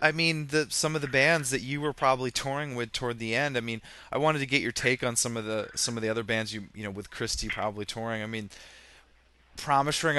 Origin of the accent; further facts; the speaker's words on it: Vermont, United States; growing up in Vermont